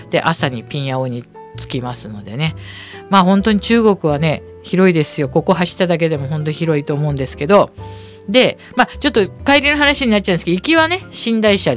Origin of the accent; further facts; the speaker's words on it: Japan; 私一人だけ日本人がいるから